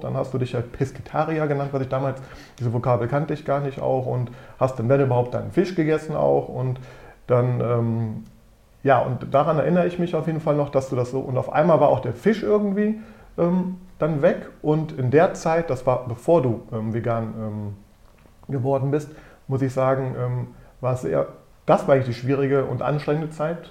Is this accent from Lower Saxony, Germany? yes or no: no; Düsseldorf, North Rhine-Westphalia, Germany; ich bin in Düsseldorf geboren und aufgewachsen